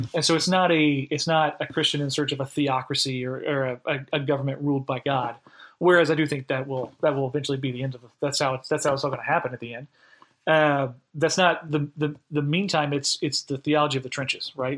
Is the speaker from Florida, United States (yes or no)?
yes; Florida, United States; also born or lived in upstate New York; now in Holly Springs, United States; originally, I'm from Florida. I'm an eighth generation Floridian.